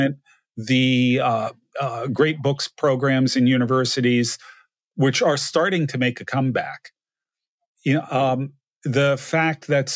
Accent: New Jersey, United States; moved away; also born or lived in Connecticut; The house I grew up in New Jersey

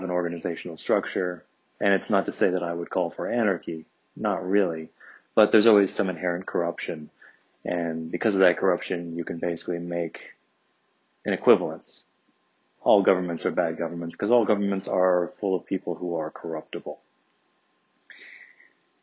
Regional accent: Evanston, Illinois, United States; growing up in Evanston, Illinois.

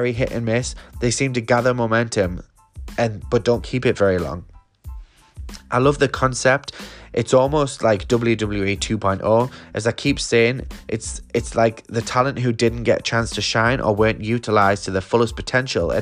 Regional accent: England, United Kingdom; my home country

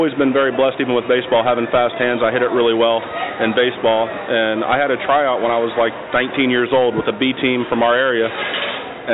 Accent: Delaware, Ohio, United States; I was born in Delaware, Ohio, small town just about 20 minutes north of Columbus

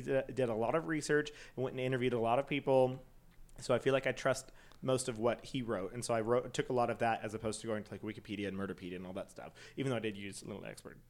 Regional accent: Schertz, Texas, United States; I say I'm from Schertz outside of San Antonio. I don't say I'm from San Antonio.

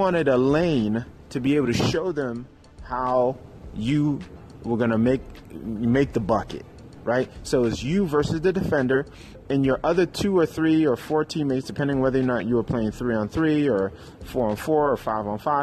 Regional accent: New York City, New York, United States; I grew up in Harlem, New York City

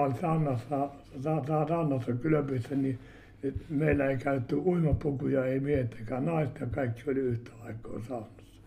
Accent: Uitonniemi, South Savo, Finland; Olen syntynyt, olen syntynyt Uitonniemelä Uiton Niemelä ja Heikkilän talon kammarissa.

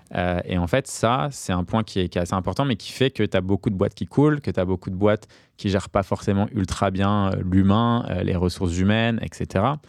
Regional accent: Paris, Île-de-France, France; J'ai grandi à Paris entre Barbès et, Pigalle

